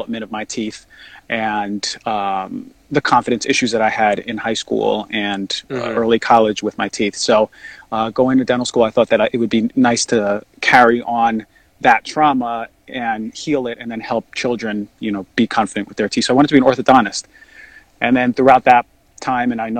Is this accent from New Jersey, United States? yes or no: yes; New Jersey, United States; also born or lived in New York; I grew up in New York for a little bit, my childhood, and then I moved to New Jersey. Most of my life